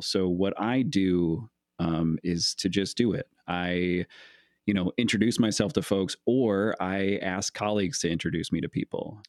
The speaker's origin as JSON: {"language": "English", "town": "Geneseo", "region": "Illinois", "country": "United States", "tie": "born or raised there", "also_born_or_lived": "Spring Valley, Illinois / Princeton, Illinois", "said": "I was born in Spring Valley, Illinois, uh, and then my family moved to Princeton, Illinois, and then to Geneseo, which is where most my family lives, which is pretty close to the Quad Cities"}